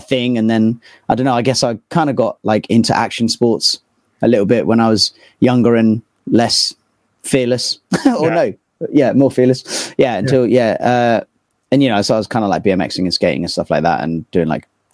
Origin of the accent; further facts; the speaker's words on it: Poole, South West England, United Kingdom; moved away as an adult; also born or lived in Istanbul, Turkey / London; now in Bristol, United Kingdom; a little small town called Poole. So I grew up there